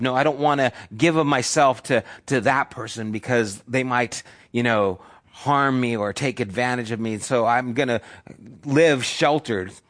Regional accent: United States; As evangelical American Christians

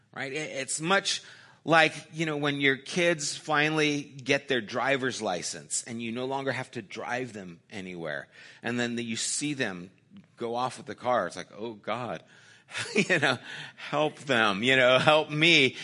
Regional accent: United States; I'm an American

